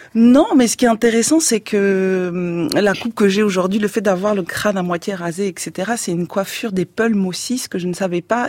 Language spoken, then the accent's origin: French; France; on est moins exotique puisqu'on est français